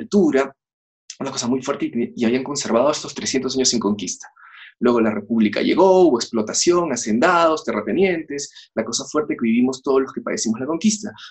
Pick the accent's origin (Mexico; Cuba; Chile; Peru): Peru; yo soy peruano